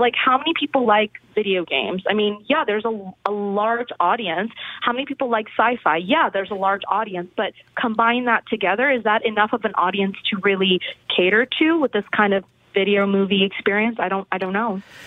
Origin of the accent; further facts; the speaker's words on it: India; I'm Indian. I'm Indian